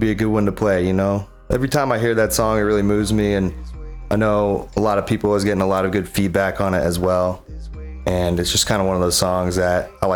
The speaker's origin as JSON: {"language": "English", "area": "Bay Area", "region": "Northern California", "country": "United States", "tie": "born or raised there", "moved": "as an adult", "lives_now": "Maui, United States", "said": "growing up in the Bay Area"}